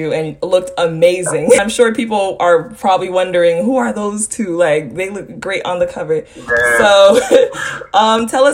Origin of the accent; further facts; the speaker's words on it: Haiti; moved away; I'm from Haiti, but I haven't been in forever. Like, it's been since I came here. But I speak the language. I speak Creole